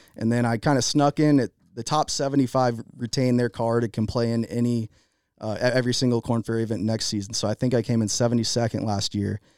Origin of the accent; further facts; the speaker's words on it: Jacksonville, Florida, United States; I grew up in Jacksonville, Florida